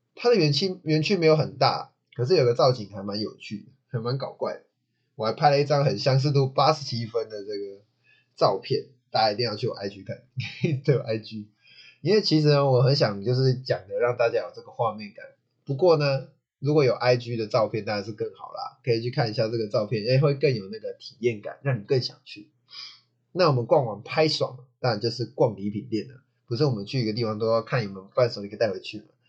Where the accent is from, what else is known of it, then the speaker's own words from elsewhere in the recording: Taichung, Taiwan; 我台中人啊